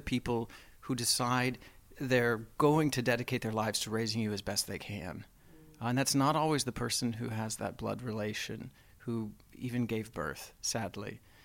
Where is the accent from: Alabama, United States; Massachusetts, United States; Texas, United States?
Texas, United States; I grew up in the South, Mormon, Texan